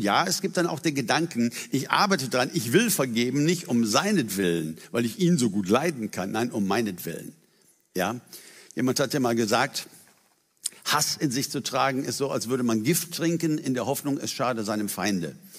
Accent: Germany; für uns als Deutsche

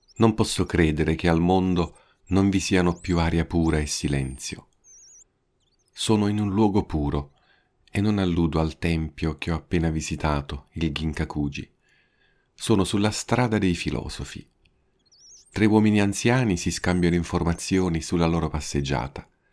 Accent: Italy; now in Japan; Sono italiano

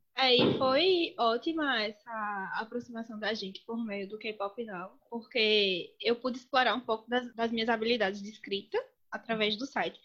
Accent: Pernambuco, Brazil; accent: Pernambucan; eu sou pernambucana, acho que deu para perceber meu sotaque

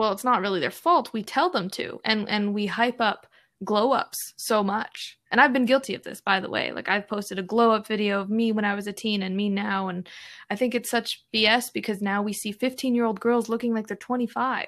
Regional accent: Alberta, Canada; me and my siblings were born and raised in Canada

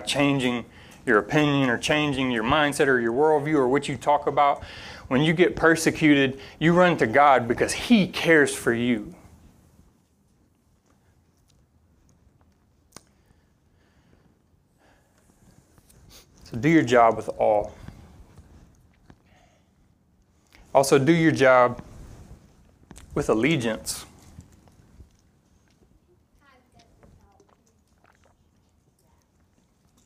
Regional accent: Louisiana, United States; moved away; growing up in Louisiana

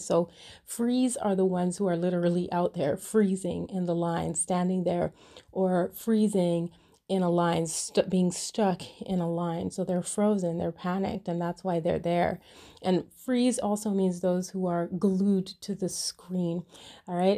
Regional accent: Canada; first language English; I was born in Canada and I speak English as a first language.

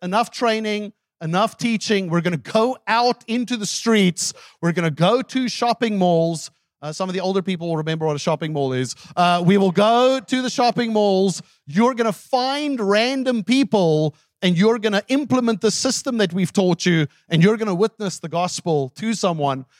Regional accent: South Africa; English is a second language; moved away; my wife lived with me in South Africa for ten years. And she still does not have a grasp of my native tongue

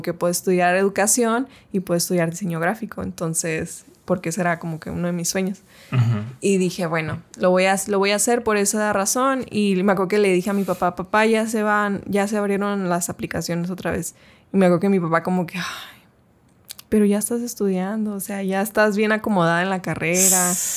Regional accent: Chihuahua, Mexico; empecé a estudiar en, allá en mi ciudad, Chihuahua

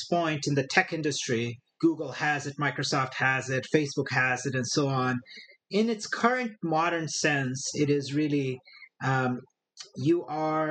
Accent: Brazil; moved away as an adult; also born or lived in northern India / Brasília, Brazil; now in Silicon Valley, United States; Born and raised in a small city on the coast of Brazil. I lived for a couple of years in northern India and then came back to that city and then did my high school in the capital of Brazil

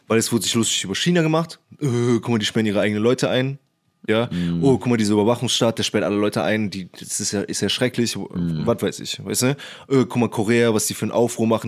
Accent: Cologne, North Rhine-Westphalia, Germany; Ich komme übrigens aus Köln

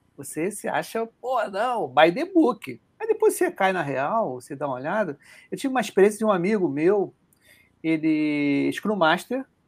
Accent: Rio de Janeiro, Brazil; accent: carioca; A gente que é carioca

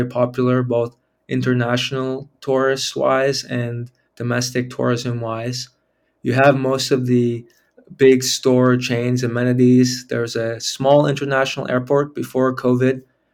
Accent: Cambridge, Massachusetts, United States; moved away as an adult; also born or lived in California / Vermont; now in Honduras; I grew up in Cambridge, Massachusetts.

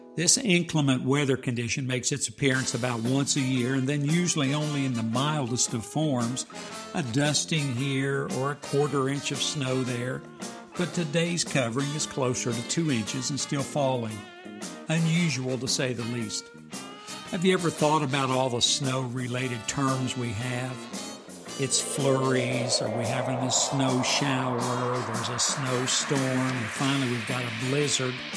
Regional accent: Ohio, United States; moved away; I grew up in Ohio where it started snowing in November

